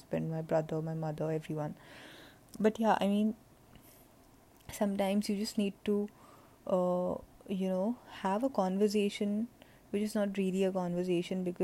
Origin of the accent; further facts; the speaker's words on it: India; moved away as an adult; also born or lived in New Jersey, United States; Right now I'm in India, which is my home country, and I have come back.